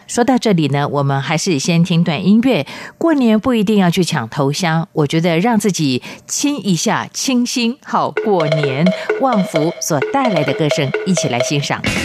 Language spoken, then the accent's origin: Chinese; Chiayi, Taiwan; 我的老家嘉义算是南部